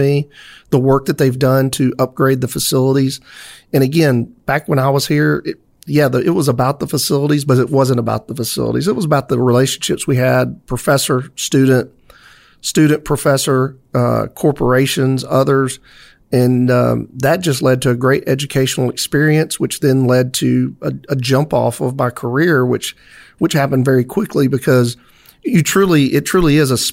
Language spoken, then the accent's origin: English; Hueytown, Alabama, United States; there has never been a time where I said Hueytown, Alabama was the greatest place to ever grow up